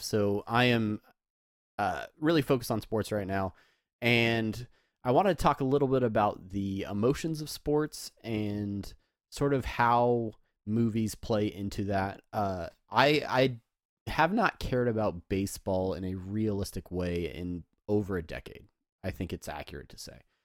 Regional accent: San Diego, California, United States; I grew up in San Diego, home of the Padres

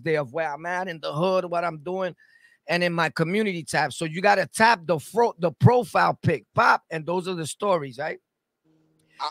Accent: New York City, New York, United States; I'm born and raised in Sunset Park, right? Brooklyn.

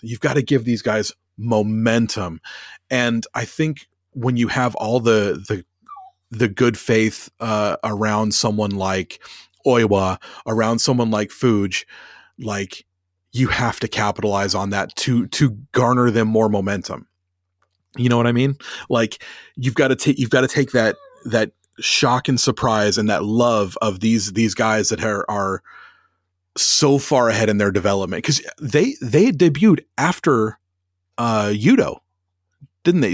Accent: United States; moved away; growing up in America

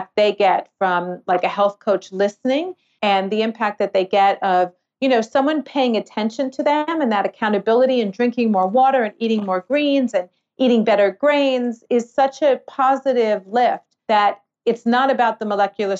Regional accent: New York City, New York, United States; now in Australia; I'm from New York City.

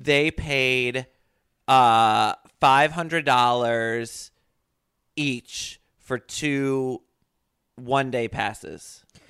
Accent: Connecticut, United States; where I grew up in Connecticut

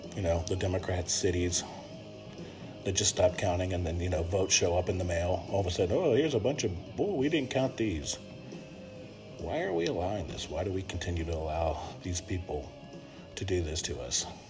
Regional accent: United States; as an American who believes in America

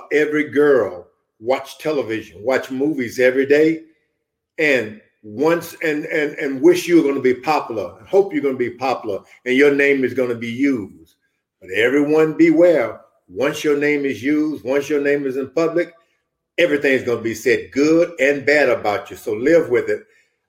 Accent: United States; I'm an American

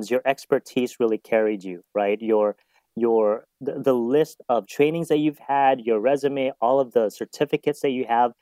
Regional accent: Kauai, Hawaii, United States; now in Southern California, United States; when I was growing up on Kauai, I was actually thinking of going into to become a pastor

